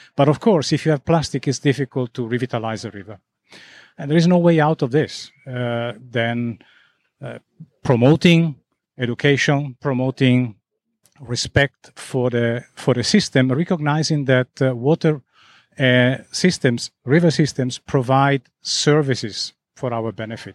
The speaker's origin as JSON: {"language": "English", "country": "Italy", "moved": "yes", "lives_now": "Zurich, Switzerland", "said": "I come from Italy"}